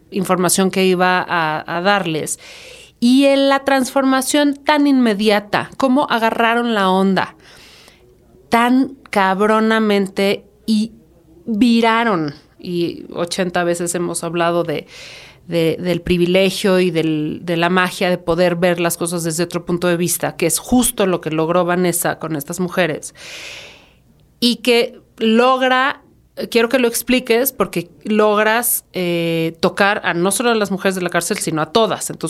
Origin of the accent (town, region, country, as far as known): Mexico